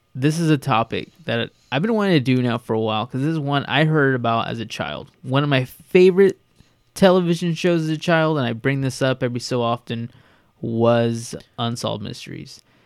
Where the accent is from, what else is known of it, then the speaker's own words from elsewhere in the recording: Bakersfield, California, United States; we're from Bakersfield, California